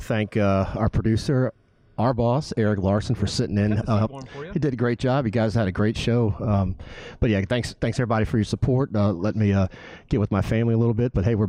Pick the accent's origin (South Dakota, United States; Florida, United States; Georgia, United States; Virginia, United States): Virginia, United States; Norfolk; moved away; I know I saw … was here, my hometown